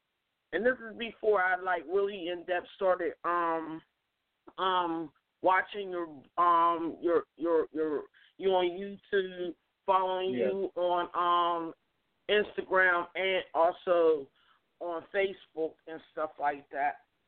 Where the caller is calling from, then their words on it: Pittsburgh, Pennsylvania, United States; I'm calling from Pittsburgh.